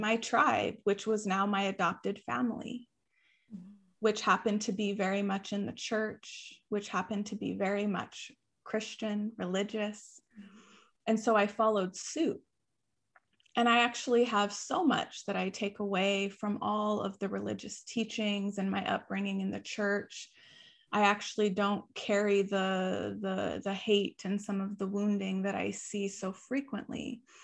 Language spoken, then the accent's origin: English; Tucson, Arizona, United States; I was raised in Tucson, Arizona